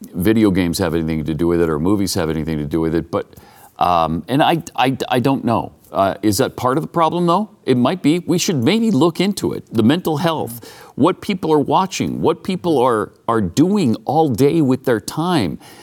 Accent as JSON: {"language": "English", "region": "Montana", "country": "United States", "tie": "born or raised there", "said": "I grew up in Montana"}